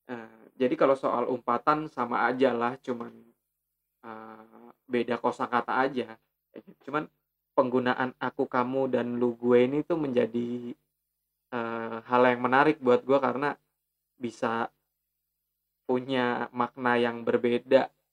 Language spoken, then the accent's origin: Indonesian; Jakarta, Indonesia; buat gue yang lahir di Jakarta dan besar di seputaran Jakarta at least bahasa percakapan yang biasa gue gunakan dengan teman-teman itu uh, lu gua